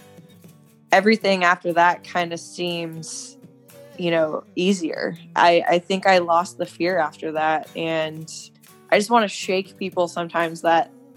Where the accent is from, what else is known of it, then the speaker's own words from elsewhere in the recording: Washington, United States; at home, which is Winnville, Washington